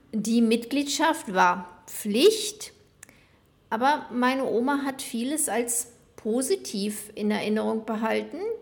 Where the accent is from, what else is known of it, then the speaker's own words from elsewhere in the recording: West Germany, Germany; moved away as an adult; now in Buenos Aires, Argentina; Ich bin in Westdeutschland geboren und aufgewachsen